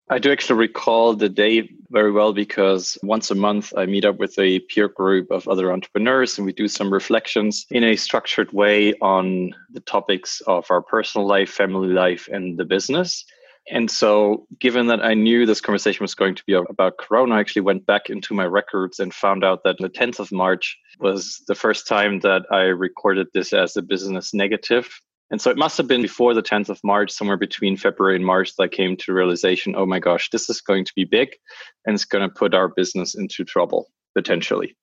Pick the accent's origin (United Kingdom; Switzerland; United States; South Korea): Switzerland; French-speaking Switzerland, Romandy; Switzerland, my home country, from the other part of Switzerland, because I'm from the French part